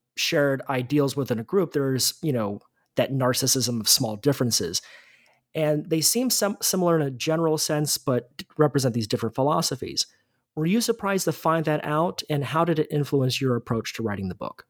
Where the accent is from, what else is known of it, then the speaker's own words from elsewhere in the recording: United States; an American